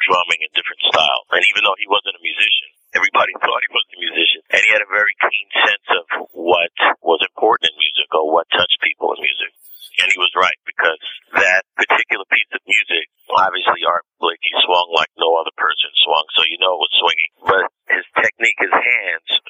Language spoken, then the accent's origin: English; New York, United States; We grew up in the Bronx, the Northeast Bronx.